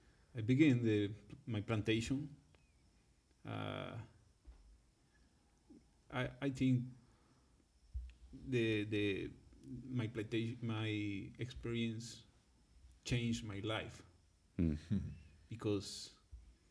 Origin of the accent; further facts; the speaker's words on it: Santa Cruz de la Sierra, Santa Cruz, Bolivia; English is a second language; I'm from Santa Cruz, Bolivia